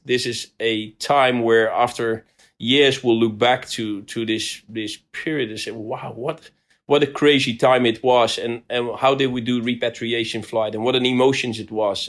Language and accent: English; Rotterdam, South Holland, Netherlands; I come from Rotterdam